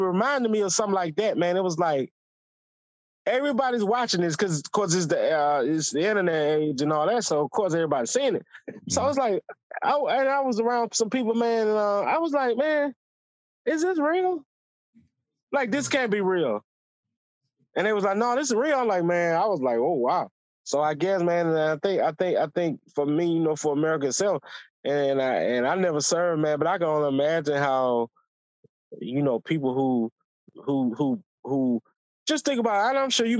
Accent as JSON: {"language": "English", "country": "United States", "said": "I'm just American, dog. Like, I'm a historian, like me."}